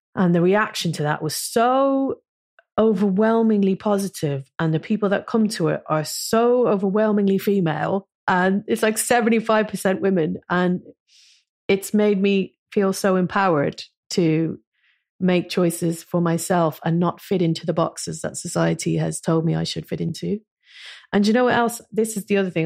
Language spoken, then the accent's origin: English; Ireland; moved away as an adult; now in London, United Kingdom; never being Irish enough to live in Ireland again, because I've lived, I've lived in London for twenty-five years